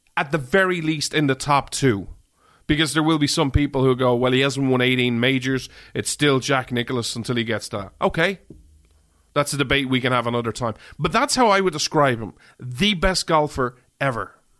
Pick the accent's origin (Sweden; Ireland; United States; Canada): Ireland; I'm an Irishman